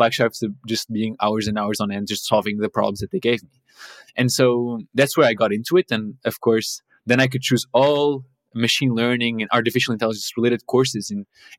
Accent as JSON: {"language": "English", "country": "Portugal", "moved": "as an adult", "lives_now": "Copenhagen, Denmark", "said": "I'm originally from Portugal. I live in Copenhagen now, but that's where I did my bachelor's"}